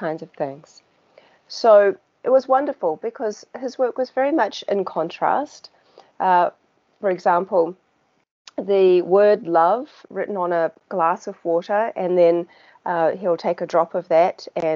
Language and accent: English; New Zealand; as you can probably tell by my accent, I'm from New Zealand.